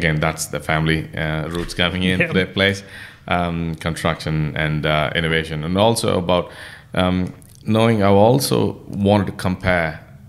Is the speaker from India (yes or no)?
yes; southern India, India; moved away as an adult; now in Sydney, Australia; I'm actually basically from India.